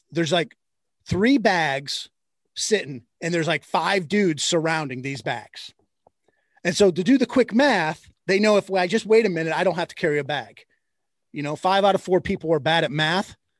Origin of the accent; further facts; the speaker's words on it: Michigan, United States; moved away as an adult; also born or lived in Indiana / the South; now in Ohio, United States; I grew up in Michigan